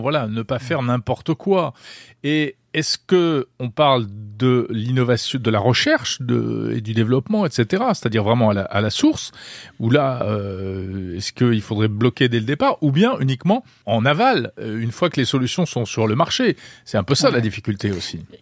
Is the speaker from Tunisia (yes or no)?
no; France